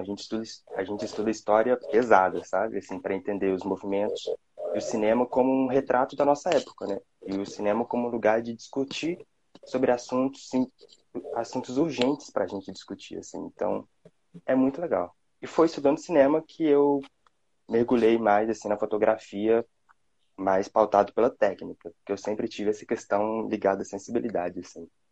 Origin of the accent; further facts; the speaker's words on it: Belo Horizonte, Minas Gerais, Brazil; sou aqui de Minas, Belo Horizonte